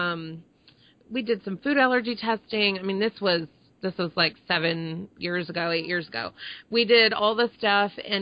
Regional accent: Texas, United States; moved away; also born or lived in Connecticut; I'm from Texas originally.

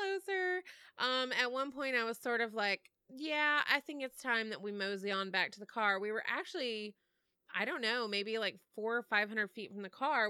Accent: Texas, United States; moved away; I'm from Texas originally

